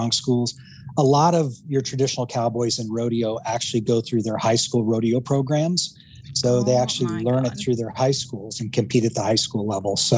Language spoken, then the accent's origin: English; Casper, Wyoming, United States; moved away as an adult; also born or lived in upstate New York / Billings, Montana; now in Phoenix, United States; I was born in Casper, Wyoming. So as a kid, exposed to the rodeos that they had in Casper